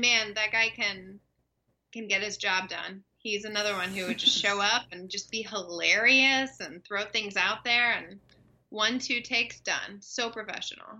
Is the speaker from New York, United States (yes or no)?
no; Dallas/Fort Worth, Texas, United States; moved away; I grew up in Texas.